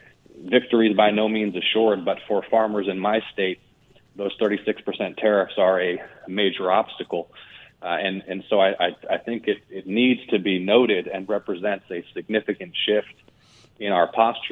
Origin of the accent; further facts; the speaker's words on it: Georgia, United States; My home state of Georgia produces one-third of America's pecans